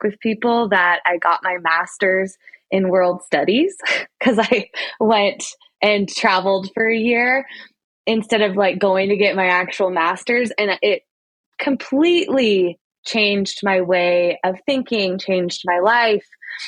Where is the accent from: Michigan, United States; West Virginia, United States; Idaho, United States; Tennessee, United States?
Idaho, United States; moved away as an adult; I grew up in Idaho, and so I never thought I'd move back, but I moved back